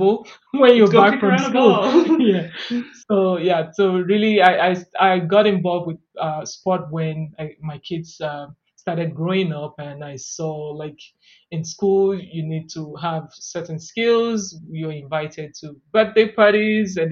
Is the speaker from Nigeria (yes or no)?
yes; Nigeria; moved away as an adult; now in Canada; I was born in Nigeria, and I moved to Canada 20 years ago